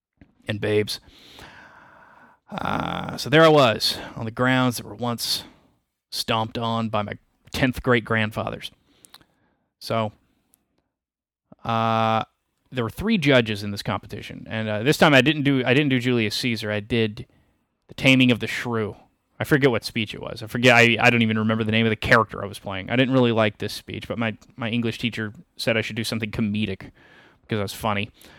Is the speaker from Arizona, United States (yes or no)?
no; West Monroe, Louisiana, United States; I was born in West Monroe, the redneck town.